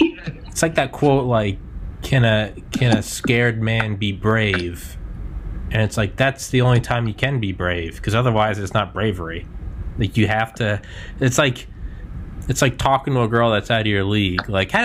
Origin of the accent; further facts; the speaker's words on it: New England, United States; And, like, I'm from New England, so I like the Patriots.